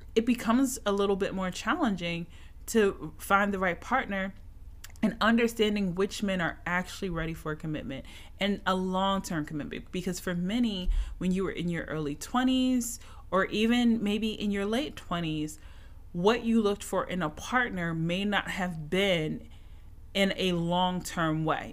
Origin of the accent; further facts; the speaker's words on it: Philadelphia, Pennsylvania, United States; now in Atlanta, United States; My Eagles lost my hometown city